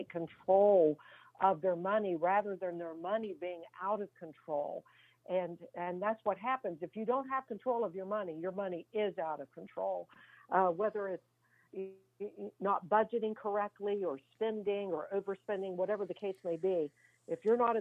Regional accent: Fairmont, Virginia, United States; I'm from Fairmont, Virginia

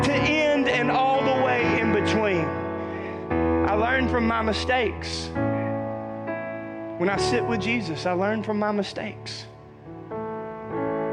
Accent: the South, United States; I was raised in the South.

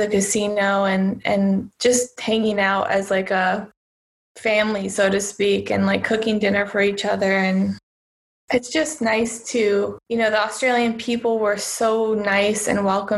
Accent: United States; moved away as an adult; now in Cyprus; I'm originally from the United States

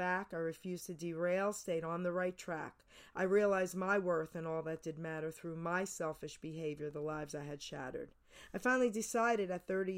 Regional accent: New Jersey, United States; also born or lived in New York; I was born and raised in New York, grew up in New Jersey

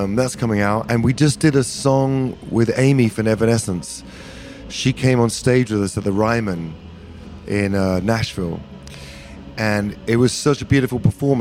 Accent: England, United Kingdom; moved away as an adult; now in United States; I'm a nationalized American, half American, half English

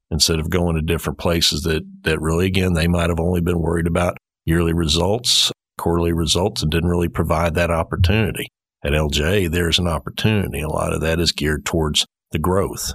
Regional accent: Houston, Texas, United States; growing up in Houston at that time

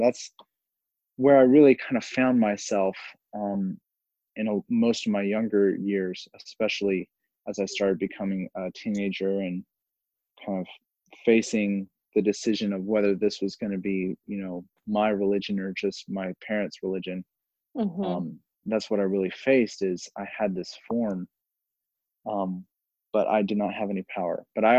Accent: Blue Ridge, Georgia, United States; I'm from Blue Ridge, Georgia, just in the southeastern part of the United States.

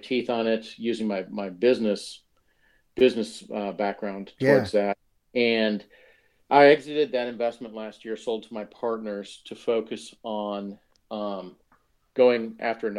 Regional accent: Omaha, Nebraska, United States; moved away as an adult; also born or lived in Lincoln, Nebraska; now in Texas, United States; I grew up in Omaha, Nebraska

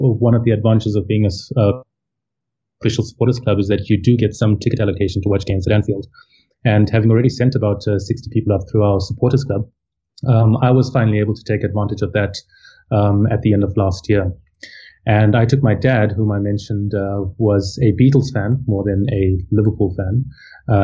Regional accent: Harare, Zimbabwe; moved away as an adult; also born or lived in Bulawayo / Cape Town; now in Durban, South Africa; I was born in Bulawayo, which is the second biggest city, and I grew up in Harare

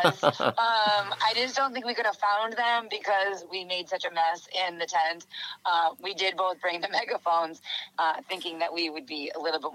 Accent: New England, United States; and I don't like the cold, and I am from New England and I hate the cold.

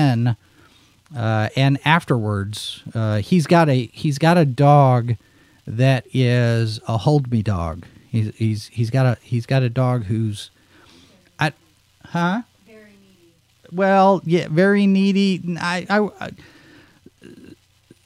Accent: Dallas, Texas, United States; also born or lived in Little Rock; growing up in Dallas, there was a radio station, KVIL

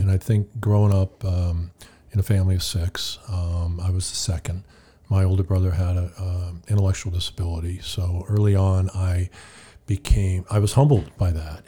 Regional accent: California, United States; moved away as an adult; I grew up in California

